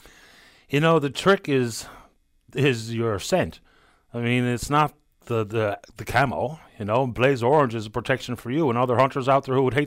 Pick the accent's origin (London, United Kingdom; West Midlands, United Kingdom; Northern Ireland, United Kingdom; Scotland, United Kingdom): Northern Ireland, United Kingdom; we're Northern Irish Catholics